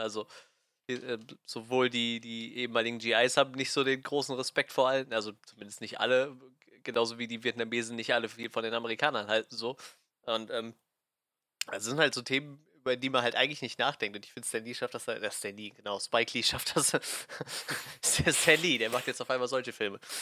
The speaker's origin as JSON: {"language": "German", "country": "Germany", "said": "als Deutscher oder als Europäer"}